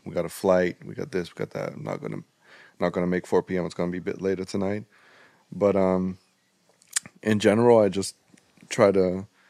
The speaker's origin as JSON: {"language": "English", "country": "Netherlands", "tie": "born or raised there", "said": "we in in the Netherlands"}